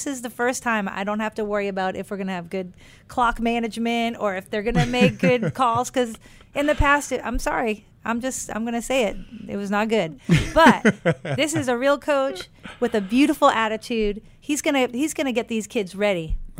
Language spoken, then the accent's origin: English; New England, United States; I grew up in New England. I've seen it all. I grew up in the Grogan years.